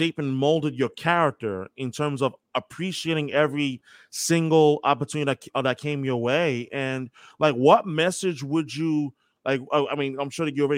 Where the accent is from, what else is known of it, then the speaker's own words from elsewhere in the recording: New York, United States; I'm from New York.